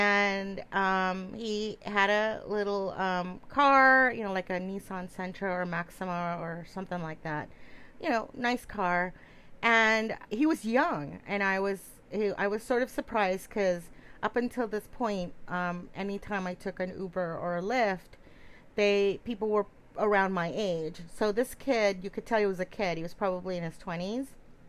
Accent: California, United States; now in Connecticut, United States; I'm originally from California

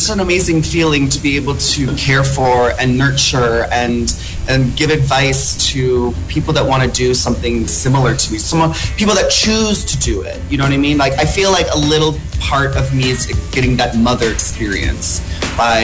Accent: United States; I'm from the States

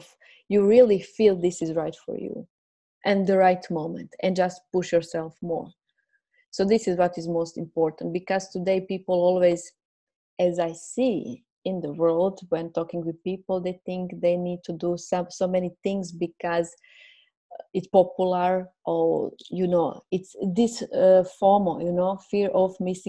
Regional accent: Croatia; first language Croatian; English is a second language; I will express myself in Croatian language, my mother language, and later on I will see. And then, okay, I felt I'm ready. Let's do it. I will do it in English language. I'm aware my English language is not perfect

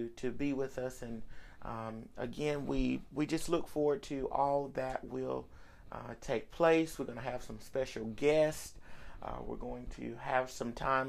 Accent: Georgia, United States; moved away as an adult; also born or lived in Colorado; I was born and raised in the South. Georgia's all I know

